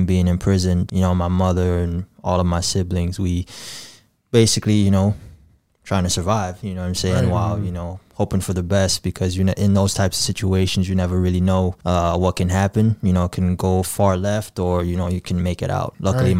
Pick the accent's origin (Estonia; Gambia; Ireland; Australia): Gambia; born there; But I was born in the Gambia in August of 95.